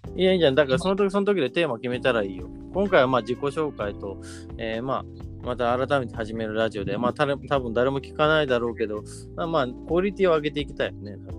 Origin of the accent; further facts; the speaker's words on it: Oita, Japan; 大分県出身